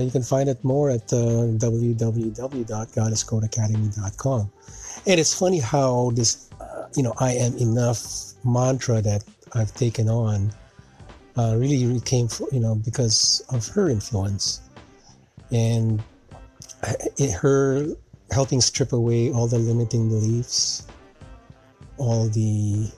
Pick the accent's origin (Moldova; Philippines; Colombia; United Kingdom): Philippines; also born or lived in Canada; now in United States; growing up in the Philippines, living in Canada, and now living here in the U.S.